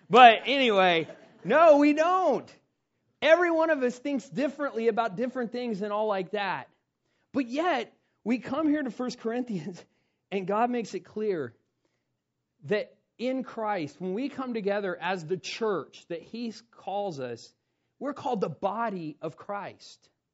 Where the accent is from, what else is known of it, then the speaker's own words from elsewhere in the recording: South Carolina, United States; moved away; I come from South Carolina